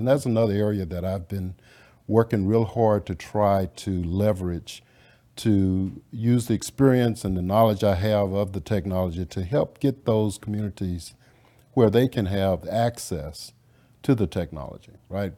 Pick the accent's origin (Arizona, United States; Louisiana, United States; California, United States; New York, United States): Louisiana, United States; now in Dallas, United States; I grew up in Louisiana.